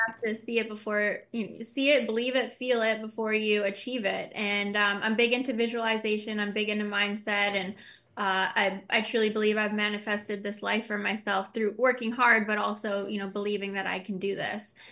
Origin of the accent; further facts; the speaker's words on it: Canada; Being Canadian